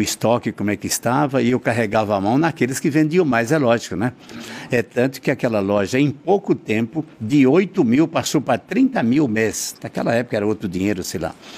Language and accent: Portuguese; Northeast Region, Brazil; moved away; sou nordestino